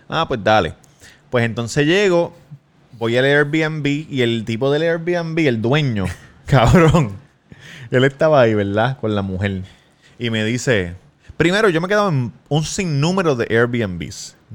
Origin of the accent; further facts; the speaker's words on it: Puerto Rico; no, yo soy de Puerto Rico.